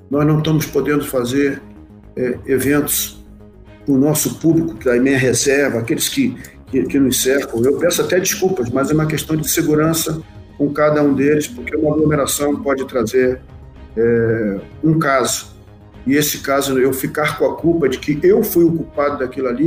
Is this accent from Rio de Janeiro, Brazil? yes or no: yes; Rio de Janeiro, Brazil; now in Santa Maria, Brazil; eu, como eu disse, nascido e criado no Rio de Janeiro, a dificuldade de locomoção numa cidade, um grande centro, transporte difícil.